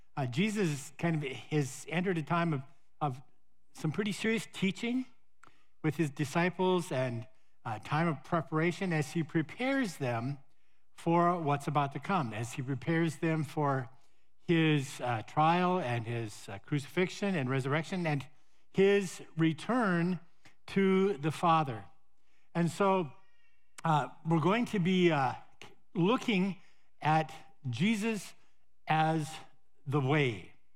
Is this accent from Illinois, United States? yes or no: no; Montana, United States; moved away; my hometown in Montana